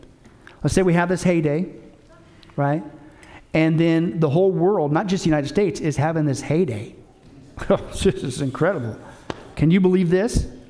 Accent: Canada; I, even as a Canadian, I wouldn't even mind if we would all come together as countries in North America.

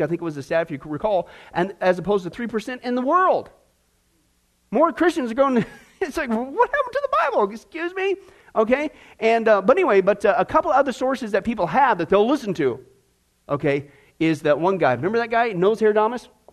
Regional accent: Kansas, United States; I grew up in Kansas, out in the middle of nowhere with buffalo

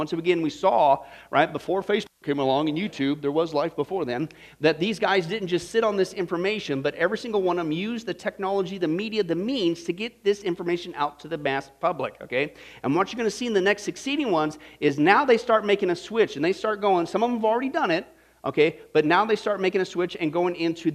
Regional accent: Kansas, United States; as a teenager growing up in Kansas, out in the middle of nowhere

